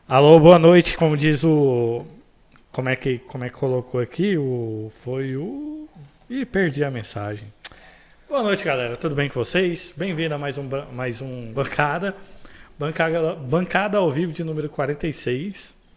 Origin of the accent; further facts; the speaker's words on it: Goiânia, Goiás, Brazil; Praça Boa Ventura, um lugar onde eu fui criado e nascido